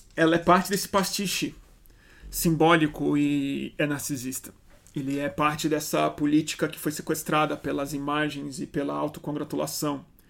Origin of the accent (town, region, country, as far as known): Brazil